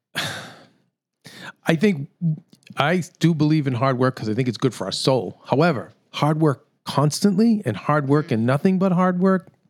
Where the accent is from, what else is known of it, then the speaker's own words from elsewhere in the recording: United States; I'm an American